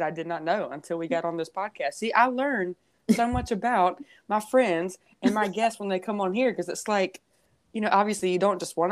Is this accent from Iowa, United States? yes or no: no; Rockingham County, North Carolina, United States; both from little small town, you know, Rockingham County, rural area